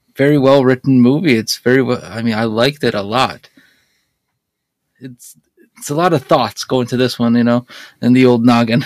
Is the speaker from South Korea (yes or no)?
yes; South Korea; moved away